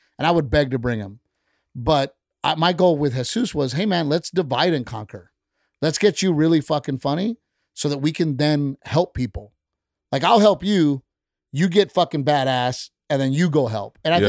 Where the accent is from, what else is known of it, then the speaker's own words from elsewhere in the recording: Gregory-Portland, Texas, United States; I'm a kid from Gregory, Portland, Texas, who is not LA.